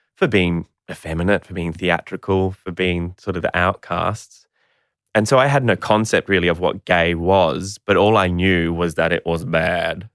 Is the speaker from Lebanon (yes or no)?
no; Brisbane, Queensland, Australia; I was born in Brisbane, Queensland in nineteen eighty-five